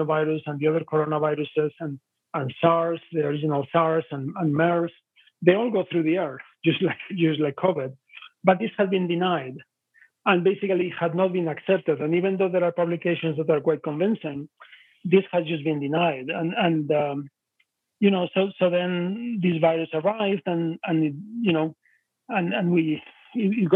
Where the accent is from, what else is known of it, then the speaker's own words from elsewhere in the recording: Spain; moved away; I'm originally from Spain, and I have some friends from northern Italy from the time I was living in Spain.